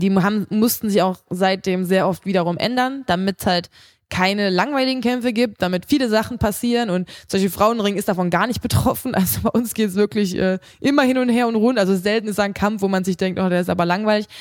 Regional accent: Krefeld, North Rhine-Westphalia, Germany; in Krefeld, da wo ich herkomme aus meiner Heimatstadt

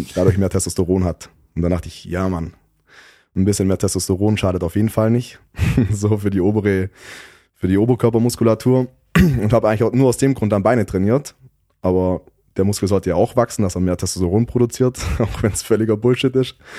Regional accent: Southern Germany, Germany; bei uns in Süddeutschland

